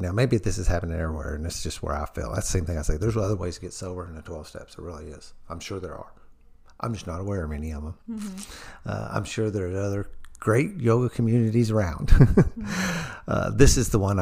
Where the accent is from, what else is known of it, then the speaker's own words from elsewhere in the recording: New Albany, Indiana, United States; I'm a Southern Indiana hillbilly. I'm from New Albany, Indiana